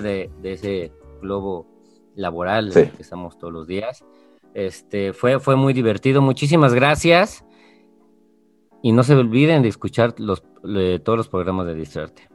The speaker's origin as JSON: {"language": "Spanish", "country": "Mexico", "said": "soy mexicano"}